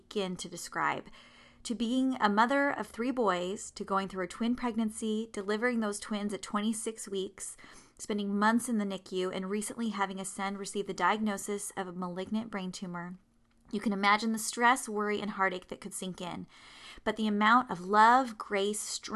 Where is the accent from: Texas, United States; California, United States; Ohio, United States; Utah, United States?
California, United States; San Diego; moved away; my hometown in San Diego